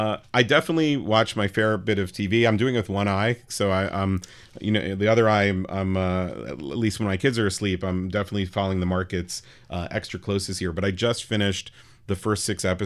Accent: New York City, New York, United States; I grew up on the Upper West Side, which was not the safe place it is today back then in the late 80s

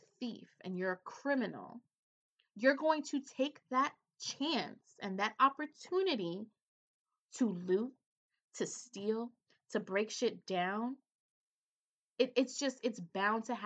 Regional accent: New York City, New York, United States; a Hispanic woman from the Bronx.

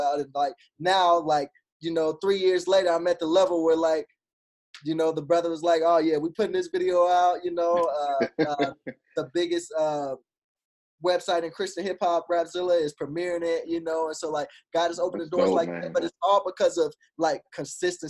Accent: Arkansas, United States; now in Tulsa, United States; before I even moved to Tulsa. I'm originally from Arkansas.

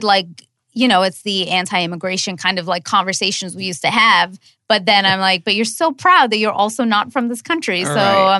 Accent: United States; No, where are you from? America, what are you trying to get at?

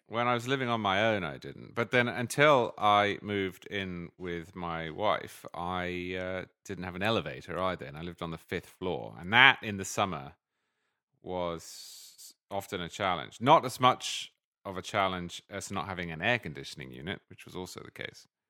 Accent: United Kingdom; also born or lived in England; now in United States; as a Brit who grew up in a parliamentary system

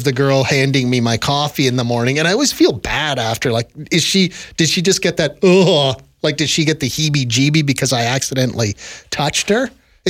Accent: Ontario, Canada; I grew up in Southern Ontario.

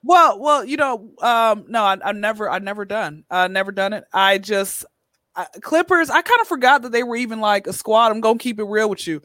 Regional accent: Atlanta, Georgia, United States; now in Los Angeles, United States; born and raised in Atlanta

